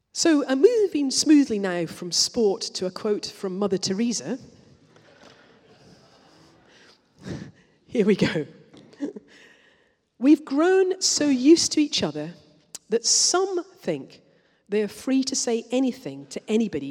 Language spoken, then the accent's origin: English; Scotland, United Kingdom; I'm Scottish